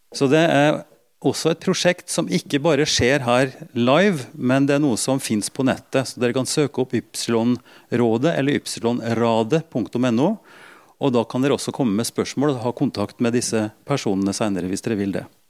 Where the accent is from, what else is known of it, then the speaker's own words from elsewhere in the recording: Norway; Som nordmann i, i mange generasjoner